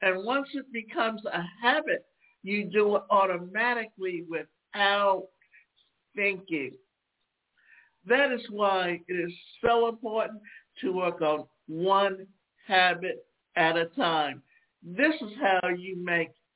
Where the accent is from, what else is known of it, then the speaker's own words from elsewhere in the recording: Savannah, Georgia, United States; when I was a child growing up in Savannah, Georgia